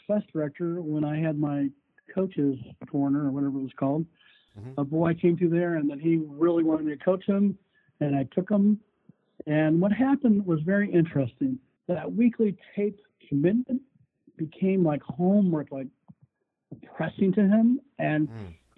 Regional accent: St. Louis, Missouri, United States; moved away as an adult; also born or lived in Philadelphia / New Jersey; I lived in St. Louis my whole life

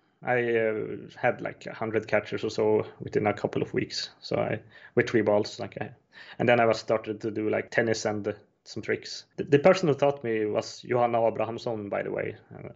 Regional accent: Östersund, Jämtland, Sweden; born there; I was born in Östersund in Sweden, 1988.

